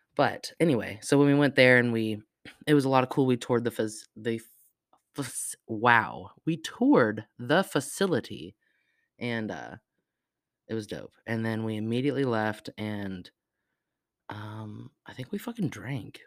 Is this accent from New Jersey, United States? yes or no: no; Arizona, United States; moved away; I was not born in Arizona, I was raised in Arizona